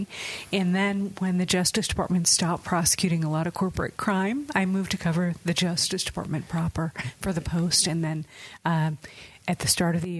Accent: Chicago, Illinois, United States; The Chicago area, okay. Chicagoland

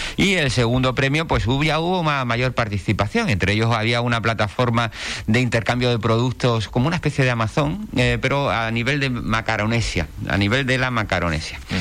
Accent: Ceuta, Spain; now in Puerto del Rosario, Spain; soy de Ceuta, nacido en Ceuta

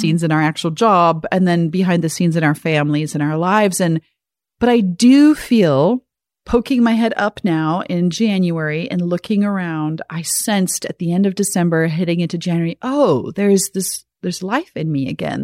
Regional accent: South Africa; growing up in South Africa

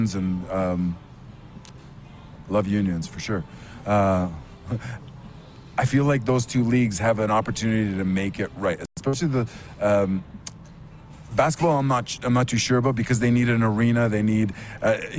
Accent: Toronto, Ontario, Canada; I'm from Toronto

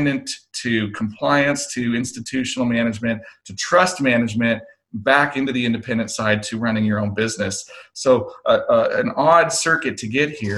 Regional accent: Oregon, United States; born or raised there; moved away as an adult

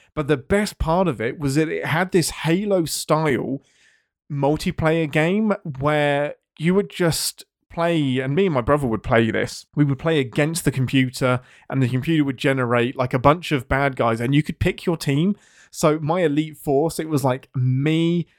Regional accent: England, United Kingdom; I'm English

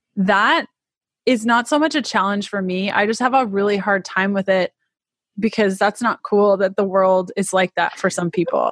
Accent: Canada; accent: Canadian; moved away as an adult; now in United States; i'm canadian if you can't tell by my crazy accent, which I'm told is quite thick

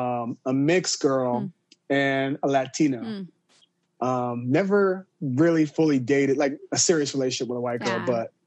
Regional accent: Southern Illinois, United States; in my hometown, Southern Illinois

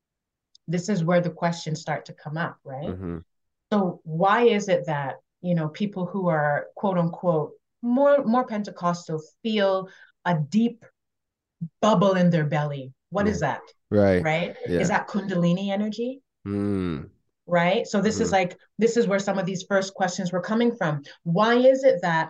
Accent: Montreal, Quebec, Canada; moved away; I was born and raised in Montreal to a musical family

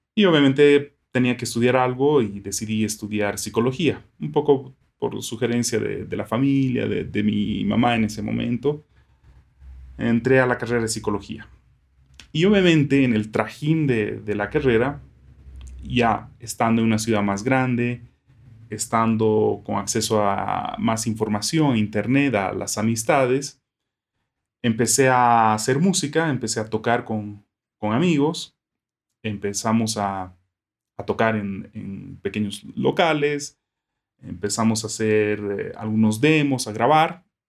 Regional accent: Sucre, Chuquisaca, Bolivia; also born or lived in Santiago, Chile; yo nací y crecí en una ciudad pequeña, que es Sucre

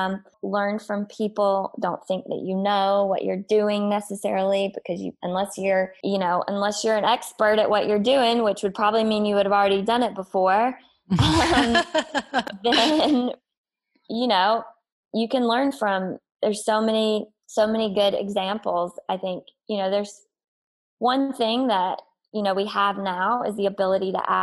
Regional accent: South Carolina, United States; moved away as an adult; also born or lived in Northeast United States; now in Los Angeles, United States; growing up in South Carolina

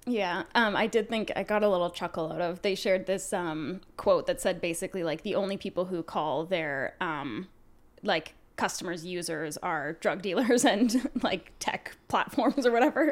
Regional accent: Canada; we're Canadian

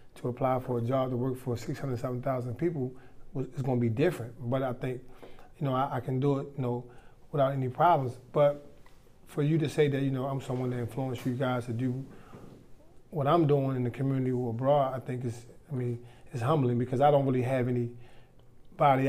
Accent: Baltimore, Maryland, United States; born and raised in White Lock, better known as Reservoir Hill

